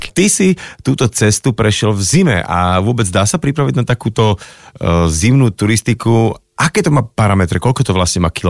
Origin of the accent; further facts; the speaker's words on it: Námestovo, Žilina Region, Slovakia; accent: Orava; Pochádzam z námestova, bývam v nedalekej dedinke vedľa.